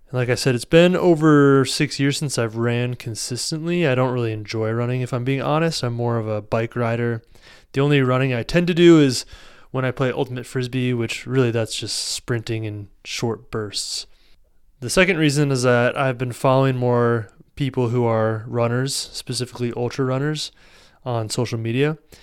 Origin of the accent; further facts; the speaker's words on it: Iowa, United States; Here in my home state of Iowa